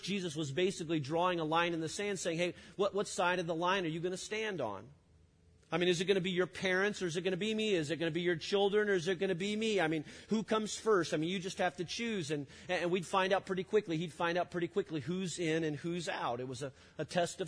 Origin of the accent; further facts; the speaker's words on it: Illinois, United States; I grew up in Illinois